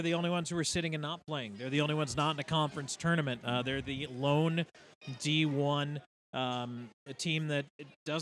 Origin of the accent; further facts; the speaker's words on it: Buffalo, New York, United States; moved away; I grew up in Buffalo